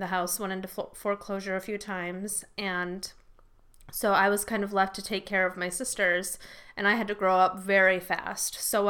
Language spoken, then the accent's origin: English; Rockford, Illinois, United States; I grew up in Rockford.